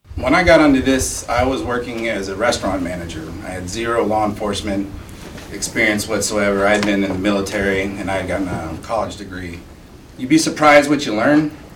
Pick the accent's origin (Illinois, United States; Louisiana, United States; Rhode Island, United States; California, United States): Illinois, United States; Chicago; moved away as an adult; now in Alaska, United States; I'm originally from Illinois, around Chicago area